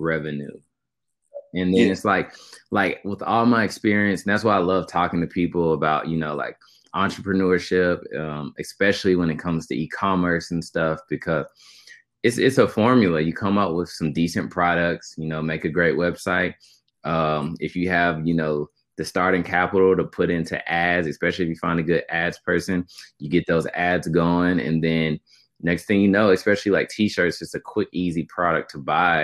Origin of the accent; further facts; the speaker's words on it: Knoxville, Tennessee, United States; Knoxville, Tennessee was great growing up